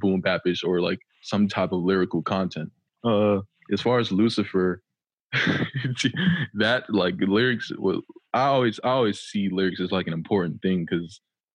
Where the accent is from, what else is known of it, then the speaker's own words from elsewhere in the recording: Philadelphia, Pennsylvania, United States; I started rapping though at about 10 years old, because you know it was just a thing to do where I was from, because I was originally from Philadelphia, Pennsylvania.